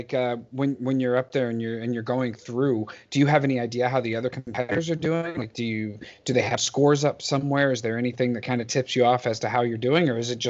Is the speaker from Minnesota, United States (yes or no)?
no; New York, United States; I'm a New Yorker, so you know I grew up there.